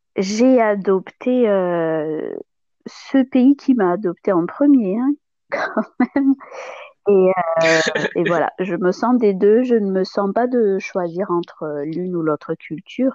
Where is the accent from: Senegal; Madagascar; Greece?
Madagascar; moved away as an adult; now in Toulouse area, France; je suis née à Madagascar, j'ai grandi. je suis arrivée en France après le bac pour mes études supérieures.